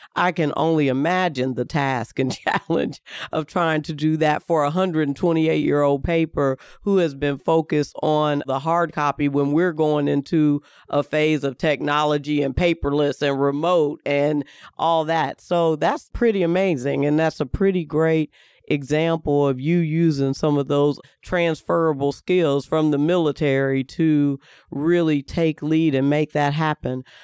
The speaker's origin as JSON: {"language": "English", "region": "Kentucky", "country": "United States", "moved": "as an adult", "lives_now": "Indianapolis, United States", "said": "I'm from Kentucky"}